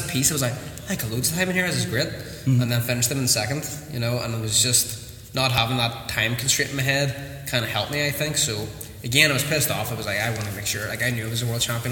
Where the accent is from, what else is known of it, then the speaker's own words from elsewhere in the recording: Newton, Northern Ireland, United Kingdom; started in Newton which is my hometown that I grew up